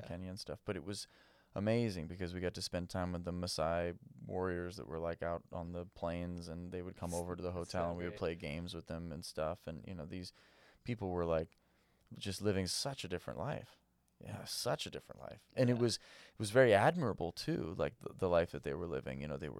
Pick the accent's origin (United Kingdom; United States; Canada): United States; Malibu, California; I grew up in Malibu, right?